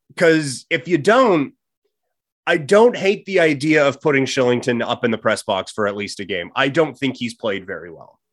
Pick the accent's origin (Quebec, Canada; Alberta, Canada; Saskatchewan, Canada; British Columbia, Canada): Saskatchewan, Canada; I grew up in Saskatchewan